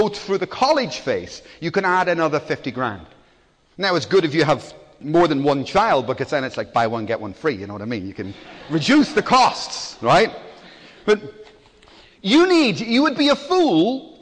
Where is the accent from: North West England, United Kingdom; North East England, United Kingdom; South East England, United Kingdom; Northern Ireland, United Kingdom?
Northern Ireland, United Kingdom; Belfast; moved away; I come from Belfast, so I know what riots are like. I grew up with them